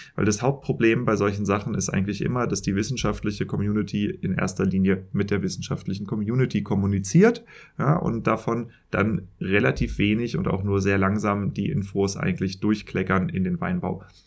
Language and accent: German; Germany; accent: German; wie ich mit Denglisch klinge, also meinem deutschen Akzent